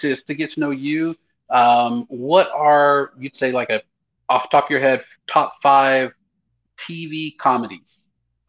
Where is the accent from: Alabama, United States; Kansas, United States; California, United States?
Alabama, United States; Northeast; So I'm from Northeast Alabama. So I basically consider myself rural